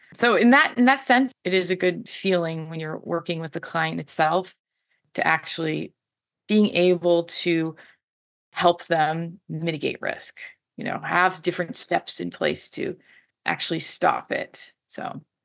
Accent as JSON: {"language": "English", "region": "Washington", "country": "United States", "said": "I am from Washington State, which is a huge tech hub"}